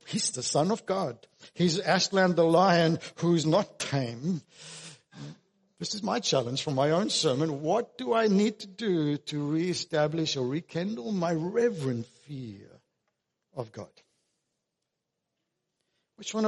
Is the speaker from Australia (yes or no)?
yes; Australia; us as Australian Christians